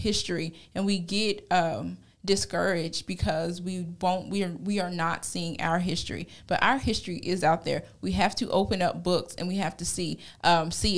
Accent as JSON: {"language": "English", "country": "United States", "said": "I am an American"}